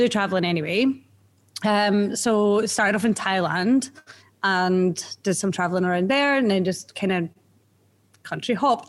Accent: Edinburgh, Scotland, United Kingdom; moved away as an adult; also born or lived in Sydney, Australia; now in Melbourne, Australia; I'm from Edinburgh.

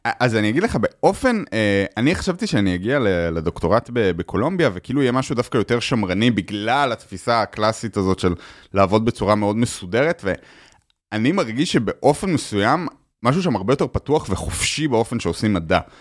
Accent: Israel; moved away as an adult; also born or lived in United States; now in New York, United States

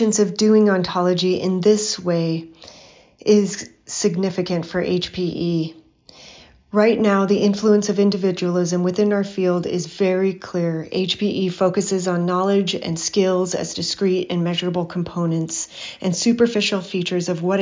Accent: Hawaii, United States; my childhood experiences growing up in Hawaii in the 1970s and 80s

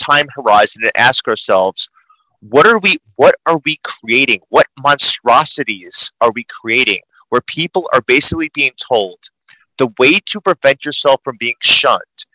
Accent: New York City, New York, United States; I talk fast. I'm a New Yorker.

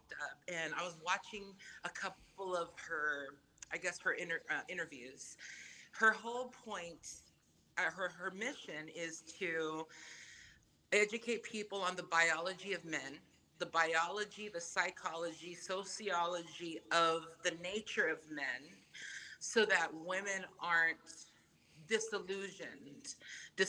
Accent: Samoa; first language Samoan; English is a second language; moved away; being raised Samoan was my first language. And then I get uprooted over here because my parents think it's better out here

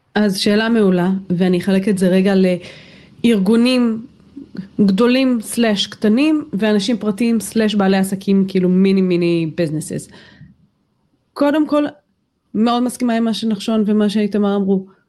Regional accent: Israel

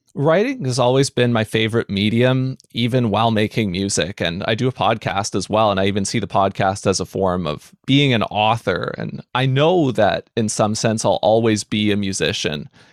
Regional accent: New Westminster, British Columbia, Canada; I grew up here in the Vancouver area in a city called New Westminster

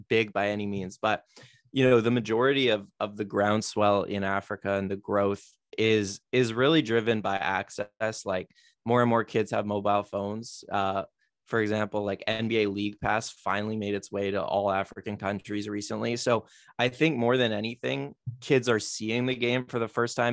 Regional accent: Toronto, Ontario, Canada; born and raised in Toronto

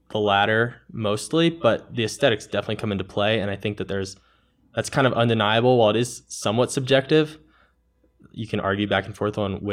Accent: Maryland, United States; I'm from Maryland, and we just have horrible, horrible choss all over the place.

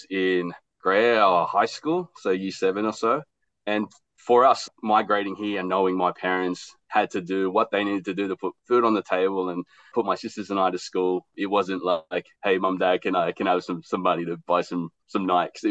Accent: Australia; also born or lived in Philippines; I was born in the Philippines and we migrated to Australia in the late 80s. So I'm an 80s baby, child of the 90s

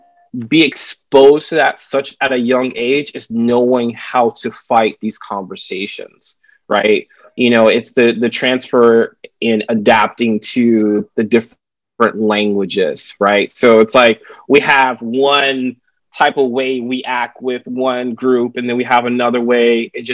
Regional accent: the South, United States; growing up in the South, you know, I had a teacher to call me the N-word

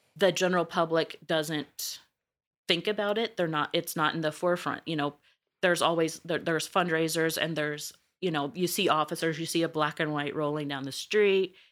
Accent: Missouri, United States; accent: twang; moved away; originally, I'm from Missouri, a very small town

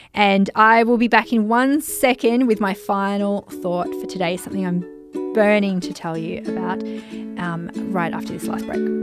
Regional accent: Germany; I'm from Germany and I'm a social media marketing mentor

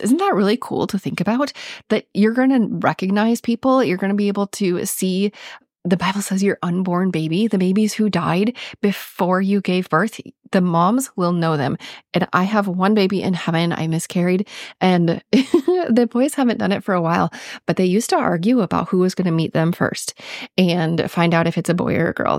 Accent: Minnesota, United States; accent: Minnesotan; my Minnesotan accent

